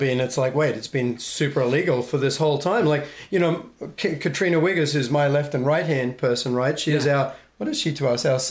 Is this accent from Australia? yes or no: yes; Australia; moved away; I'm Australian.